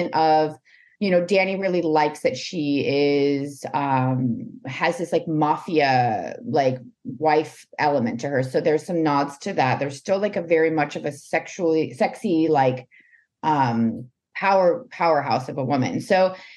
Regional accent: the South, United States; also born or lived in New Orleans; growing up in the South

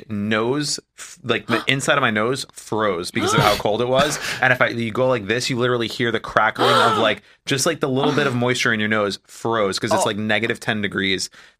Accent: Northeast, United States; moved away as an adult; growing up in the Northeast

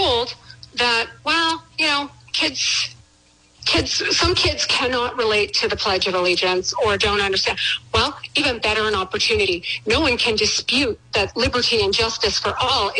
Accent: Canada; now in Providence, United States; I was raised in Canada. I became an American citizen over 30 years, you know, a long time ago. I moved to this country.

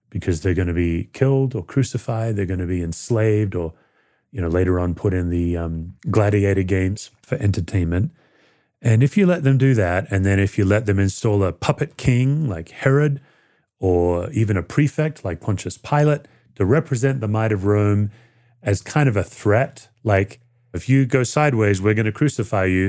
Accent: Australia; moved away as an adult; now in United States; When I grew up in Australia as a teenager who felt very lost

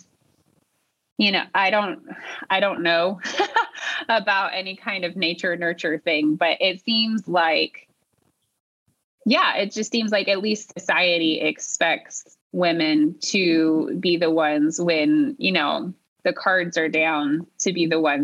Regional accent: Kansas, United States; moved away as an adult; now in Dallas, United States; I'm originally from Kansas

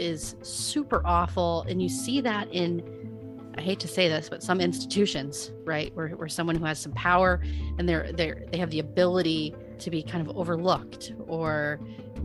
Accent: Omaha, Nebraska, United States; we're from Omaha. We grew up in Omaha most of our lives

